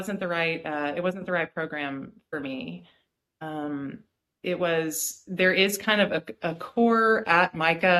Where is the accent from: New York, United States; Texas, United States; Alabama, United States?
Alabama, United States; Birmingham; also born or lived in Philadelphia, Pennsylvania / Bloomington, Indiana; now in Clyde, United States; I grew up in Birmingham, Alabama